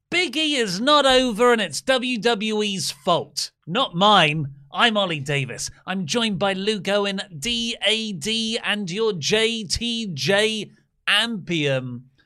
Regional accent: Dartford, South East England, United Kingdom; this is my school friends, you know, we grew up in Dartford

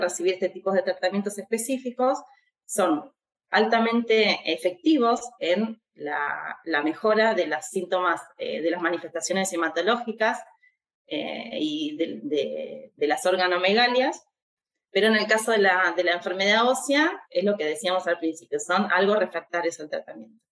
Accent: Argentina; nuestro país

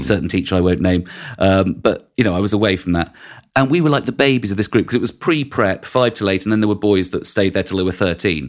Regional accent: London, United Kingdom; I grew up in West London

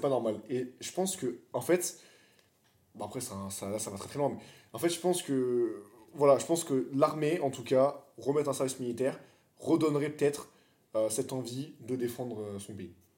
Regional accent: France; Nous, on est français

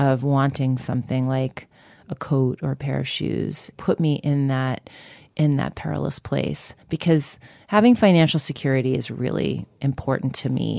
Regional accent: Long Island, New York, United States; growing up on Long Island in a really kind of white suburban community

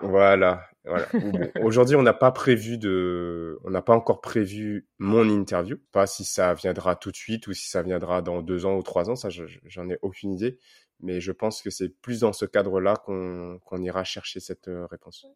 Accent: Réunion; moved away; quand on est réunionnais qu'on est loin pour euh, garder un contact avec la Réunion

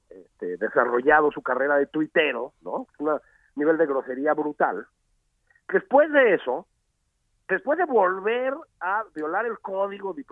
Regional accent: Mexico; reflejan el mosaico que somos los mexicanos.

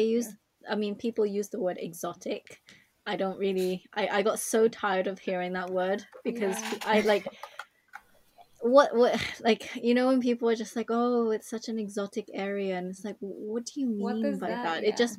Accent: Japan; And I'd say I'm from Japan

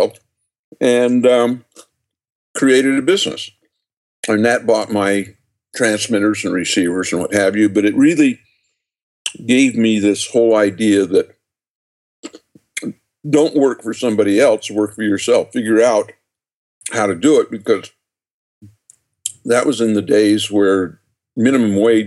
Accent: just outside of Salt Lake City, Utah, United States; born or raised there

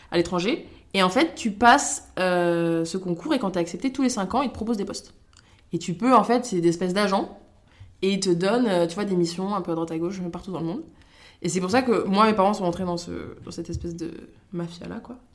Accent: Montargis, Centre-Val de Loire, France; also born or lived in Niger; Alors moi, si tu veux, je suis née au Niger. Euh, j'ai été adoptée là-bas quand j'avais deux mois par mes parents. On est resté 5 ans, ensuite on est allé à Montargis, du côté

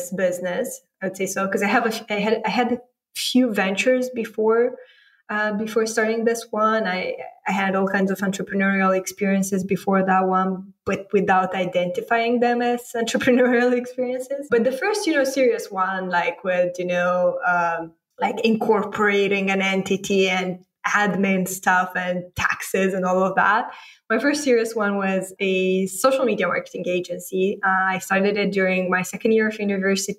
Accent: Moldova; moved away as an adult; also born or lived in London / San Francisco; now in Romania; I grew up in a geography that most people haven't heard about, Republic of Moldova

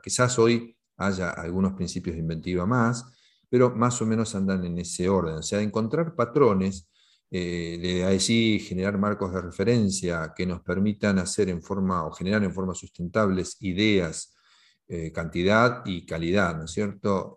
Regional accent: Argentina; implementar el primer sistema de equipos autogestionados en mi país eh, en 1988 en Argentina

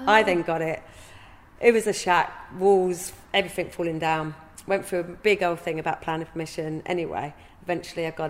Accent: Hildenborough, South East England, United Kingdom; I've born and bred in Hillenburgh. In fact, I was born down in the council estate, just down the road from where we're sitting.

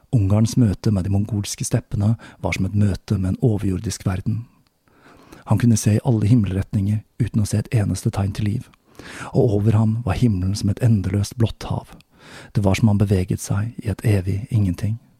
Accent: Oslo, Norway; moved away; tilbake til min hjemby Oslo

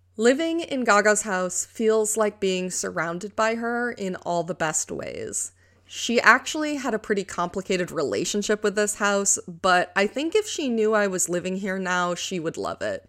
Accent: New York, United States; moved away as an adult; also born or lived in Colorado; I recently moved from Colorado back to my home state of New York

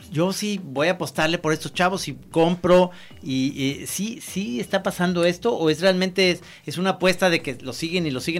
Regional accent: Guadalajara, Jalisco, Mexico

